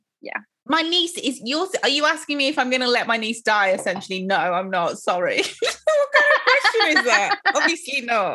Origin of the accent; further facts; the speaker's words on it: Nigeria; I'm Nigerian